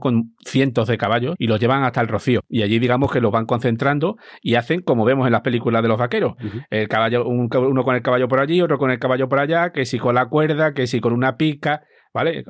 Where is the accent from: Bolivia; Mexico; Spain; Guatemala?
Spain; Almonte, Andalusia; mi pueblo que está en Almonte, en la provincia de Huelva